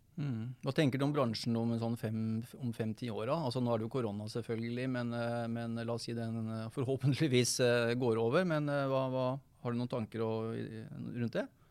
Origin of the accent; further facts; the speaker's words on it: Hammerfest, Finnmark, Norway; jeg er jo fra Hammerfest. Det er jeg jo stolt av. Det er jo en gutt med krutt, det, som kommer nordfra